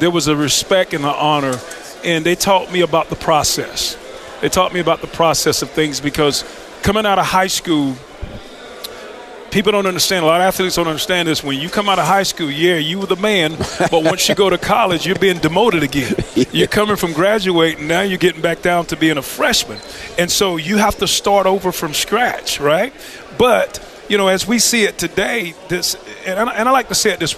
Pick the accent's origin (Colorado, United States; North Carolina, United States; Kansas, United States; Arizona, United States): North Carolina, United States; Lumberton; growing up in Lumberton, North Carolina